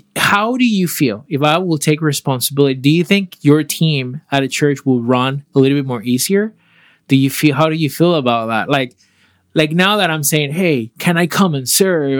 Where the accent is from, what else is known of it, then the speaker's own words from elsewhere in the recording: Panama; moved away; I am from Panama